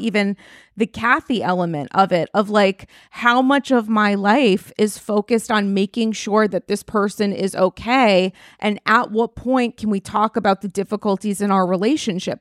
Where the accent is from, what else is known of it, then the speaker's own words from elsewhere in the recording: New York, United States; as a New Yorker